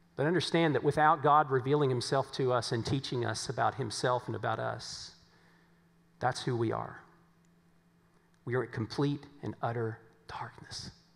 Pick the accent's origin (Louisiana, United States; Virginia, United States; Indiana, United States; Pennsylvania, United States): Virginia, United States; moved away; as we said back in Virginia